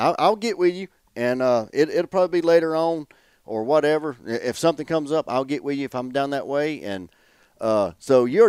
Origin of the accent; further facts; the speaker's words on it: Oxford, Alabama, United States; Oxford, right over here by Talladega, that's my hometown.